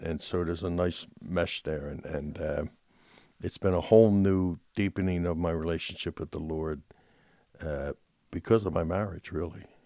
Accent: Philadelphia, Pennsylvania, United States; I grew up in Philadelphia, in Southwest Philadelphia, neighborhood of row homes

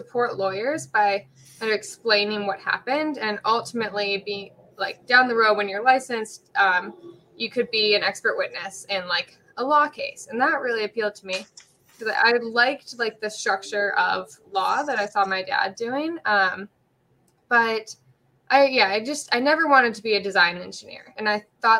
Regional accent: Pittsburgh, Pennsylvania, United States; now in San Diego, United States; I'm from Pittsburgh.

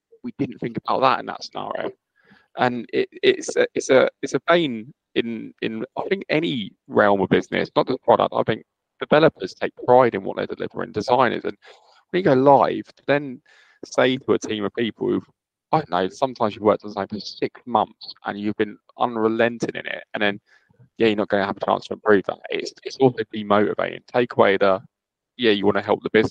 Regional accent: United Kingdom; I'm so British

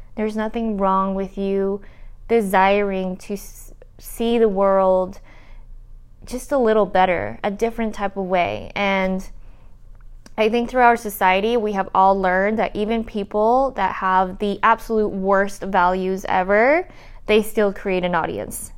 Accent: Utah, United States; also born or lived in Colombia; I grew up in uh, Utah. I am a daughter of Colombian immigrants. I'm an immigrant too

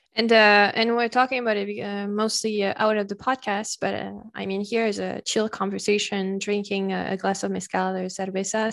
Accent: Paris, Île-de-France, France; first language French; English is a second language; moved away; also born or lived in Le Mans; I come from Paris

